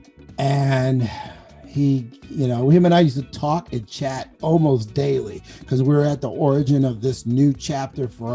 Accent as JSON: {"language": "English", "town": "Compton", "region": "California", "country": "United States", "moved": "yes", "said": "I'm a guy from Compton"}